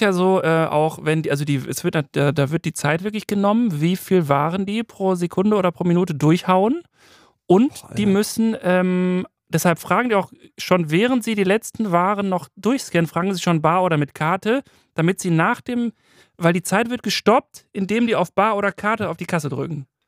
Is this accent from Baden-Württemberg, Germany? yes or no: no; Waltrop, North Rhine-Westphalia, Germany; in Waltrop, wo ich herkomme